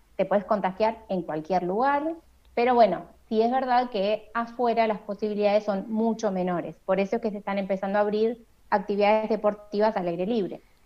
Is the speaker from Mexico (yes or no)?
no; La Plata, Buenos Aires Province, Argentina; now in Buenos Aires, Argentina; yo soy de La Plata, pero vivo en Capital Federal, así que yo a mi familia de La Plata no la estoy viendo